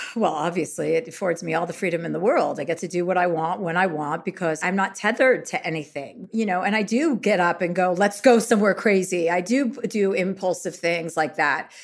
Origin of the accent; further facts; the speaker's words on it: United States; I am American